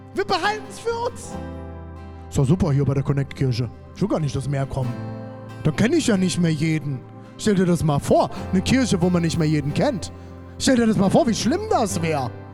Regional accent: Germany; also born or lived in Erfurt; als Deutscher

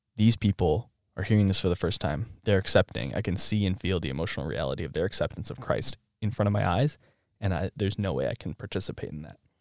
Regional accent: Rochester, Minnesota, United States; I was born in this area in so, southern Minnesota, Minnesota

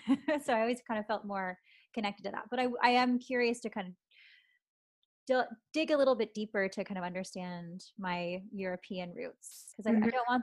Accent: Canada; despite me like growing up mostly Canadian, I do feel this like stronger connection and pull to the Filipino part of me.

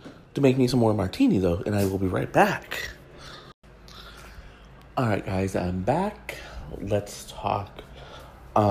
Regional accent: Detroit, Michigan, United States; I'm from Detroit

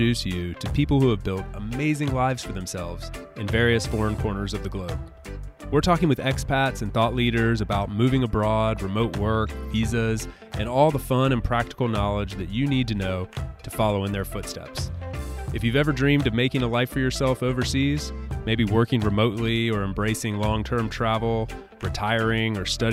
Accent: United States; moved away as an adult; now in Europe; I'm an American living over here in Europe

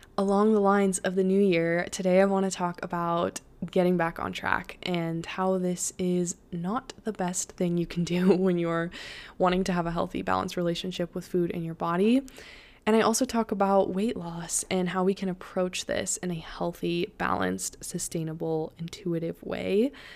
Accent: Colorado, United States; I was born in Colorado, so I am so used to the snow and to the mountains

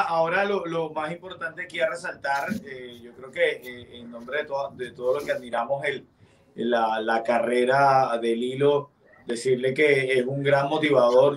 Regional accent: Venezuela; now in Miami, United States; yo como venezolano

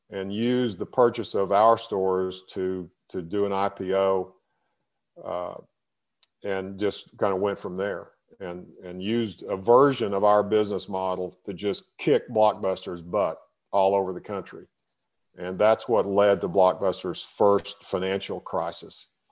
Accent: Breckenridge, Texas, United States; I grew up in, in, in, in Texas in a, in a, small town called Breckenridge

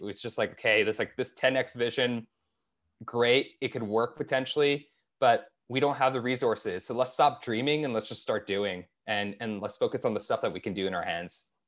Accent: Toronto, Ontario, Canada; moved away; also born or lived in Bay Area; I grew up in Toronto

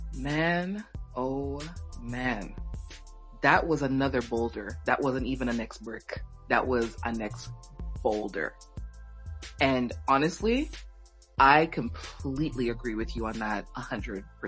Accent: Jamaica; from being like Jamaican

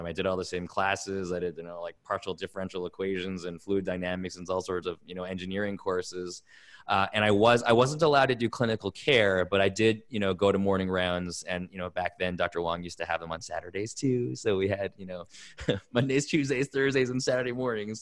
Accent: Toronto, Ontario, Canada; I grew up in Toronto, Canada.

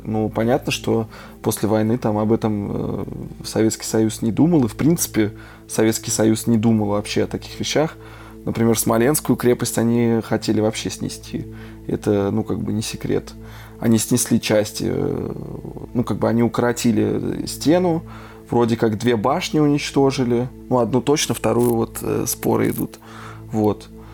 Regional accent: Russia; now in Erfurt, Germany; я как бы родился в России

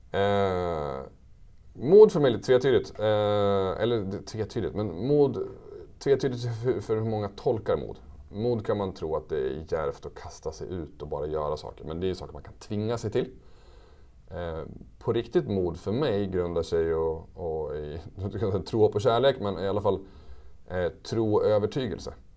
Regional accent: Västerås, Västmanland, Sweden; also born or lived in Switzerland; jag är ju från Västerås i grunden

